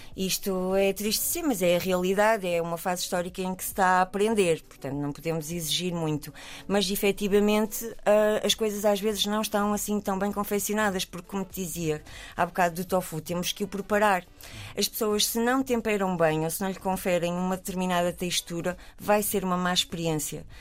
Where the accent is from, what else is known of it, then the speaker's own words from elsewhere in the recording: Portugal; nós somos portugueses